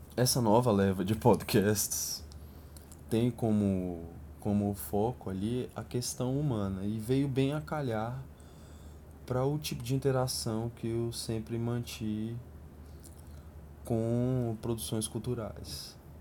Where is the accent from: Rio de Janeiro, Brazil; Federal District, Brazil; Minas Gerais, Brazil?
Federal District, Brazil; a satellite city of Brasília; Eu cresci num subúrbio periférico de uma cidade satélite.